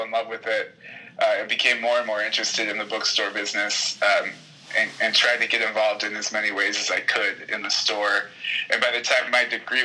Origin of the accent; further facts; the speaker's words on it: Cleveland, Ohio, United States; moved away as an adult; now in Lawrence, Kansas, United States; I grew up in Cleveland, Ohio, in the suburbs